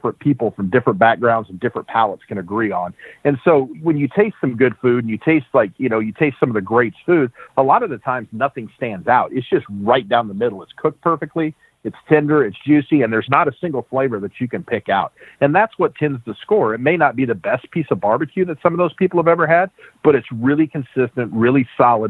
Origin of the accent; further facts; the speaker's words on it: Springfield, United States; I'm from Springfield, and that's where I started cooking.